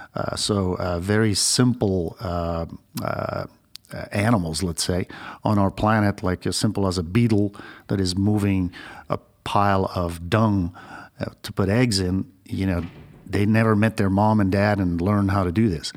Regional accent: Belgium; moved away as an adult; also born or lived in Australia; now in United States; I used to be a registered nurse in my home country, Belgium

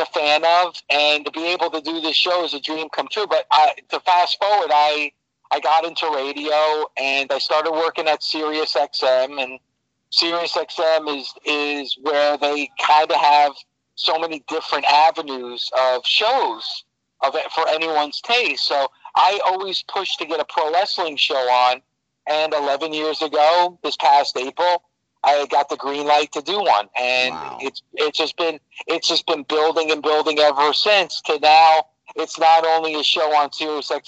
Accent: New Jersey, United States; born and raised in New Jersey, I've stayed in New Jersey my entire life

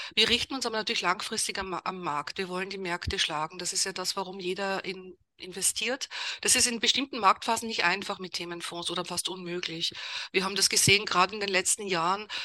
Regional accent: Vienna, Austria; moved away as an adult; also born or lived in Germany / England; Also ich bin Wienerin, also komme aus Österreich, habe dort auch studiert

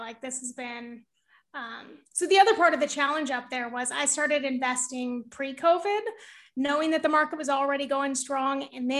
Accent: California, United States; now in Brooklyn, United States; Northern California.

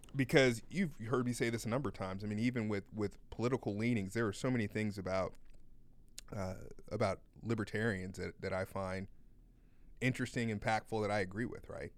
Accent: United States; as an American

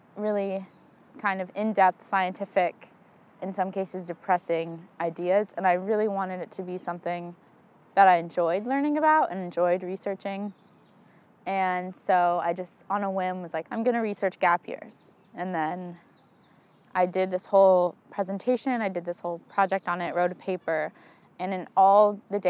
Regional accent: Arlington, Virginia, United States; I grew up in Arlington, Virginia. I've lived there for 19 years

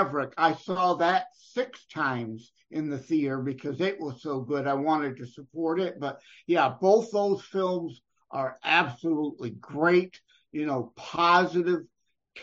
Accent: Wyandotte, Michigan, United States; I'm born and raised in the Southeast Michigan area

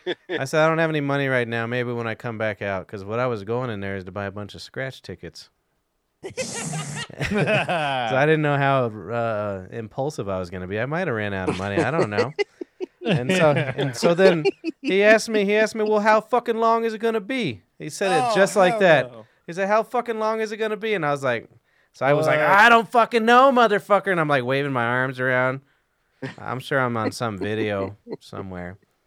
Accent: Scotland, United Kingdom; I grew up with him. I grew up with him in East Scotland.

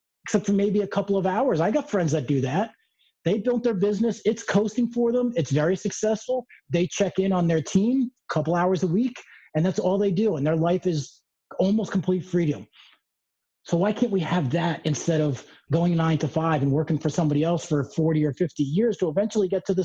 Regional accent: New York, United States; moved away as an adult; now in Colombia; I'm from New York. I just moved here

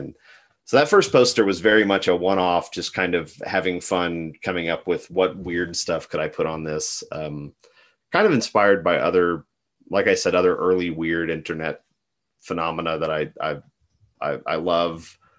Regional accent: West Texas, United States; growing up in West Texas in the Southwest

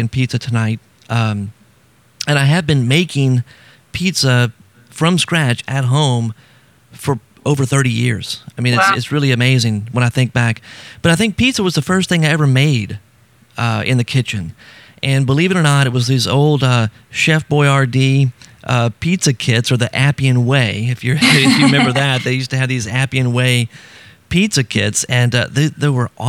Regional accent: Baton Rouge, Louisiana, United States; I grew up in Baton Rouge, but South Louisiana is just part of our culture.

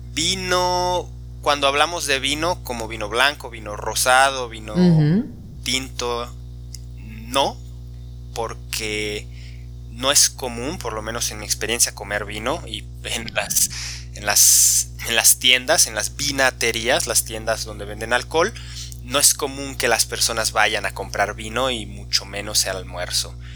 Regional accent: Guadalajara, Jalisco, Mexico; en México, en mi región

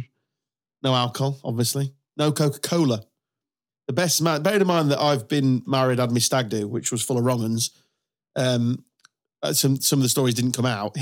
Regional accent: England, United Kingdom; I'm English.

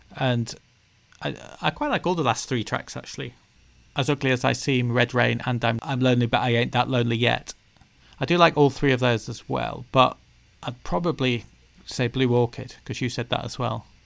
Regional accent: the north of England, United Kingdom; being Northern English people ourselves

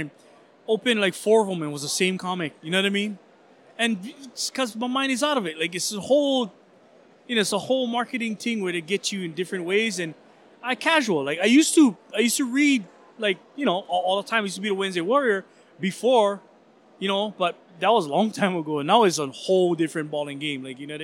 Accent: Hawaii, United States; we're all local. We're all Hawaiian. We're from Hawaii.

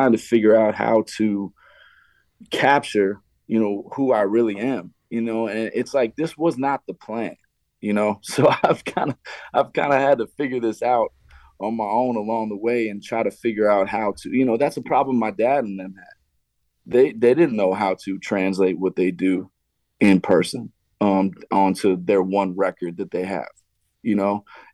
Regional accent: Montana, United States; moved away as an adult; also born or lived in New York; now in Las Vegas, United States; growing up in Montana

